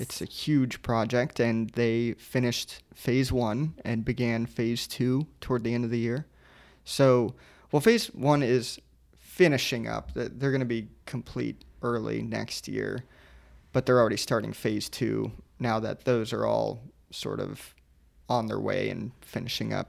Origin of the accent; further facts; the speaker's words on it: Sarasota, Florida, United States; moved away; I come from Sierra, Sarasota, and at C S T Key Beach